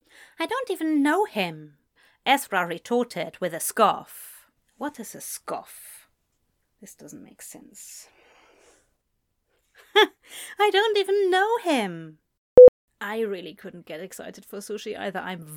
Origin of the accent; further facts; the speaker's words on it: United Kingdom; I'm as British as I can be, but I don't necessarily always know which is the British original pronunciation